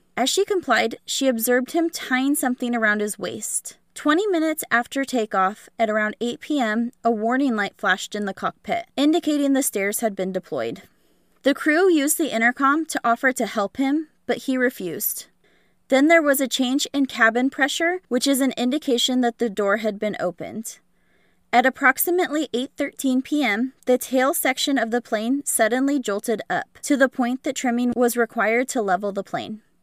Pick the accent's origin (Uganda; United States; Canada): United States; Pacific Northwest; I was born and raised in the Pacific Northwest